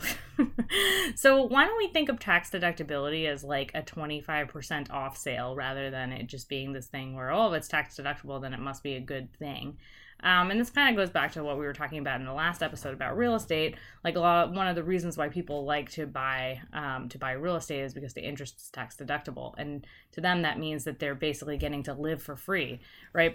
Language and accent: English; United States; I've grown up here, and there are all sorts of reasons why I wanna stay in America